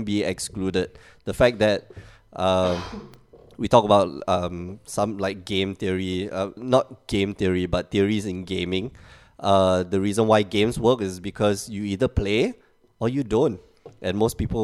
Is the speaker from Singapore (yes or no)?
yes; Singapore; now in Portugal